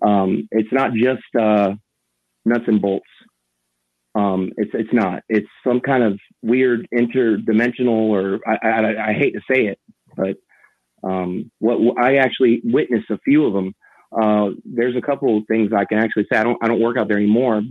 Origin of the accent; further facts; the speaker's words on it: Gulf Breeze, Florida, United States; I'm from Gulf Breeze, Florida